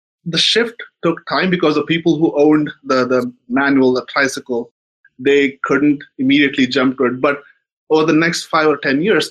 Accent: India; moved away; I grew up in India in the 90s

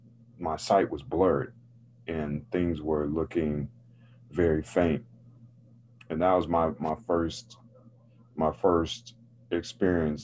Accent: Raleigh, North Carolina, United States; I grew up in North Carolina, in Raleigh, North Carolina, which is the capital city of the state

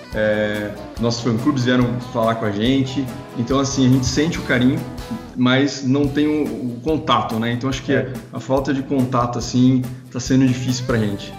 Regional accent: Piracicaba, São Paulo, Brazil; nós retornamos para Piracicaba, que é a nossa terra, Natal, né? Somos de Piracicaba, São Paulo.

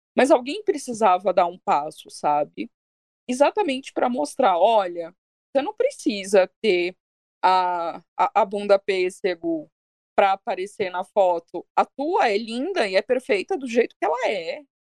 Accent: Minas Gerais, Brazil; eu sou de Minas, né? A gente não, não, não tem mar, só tem bar.

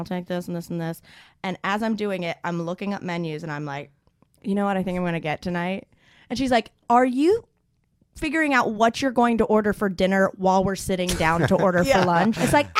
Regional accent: the South, United States; I'm from the south

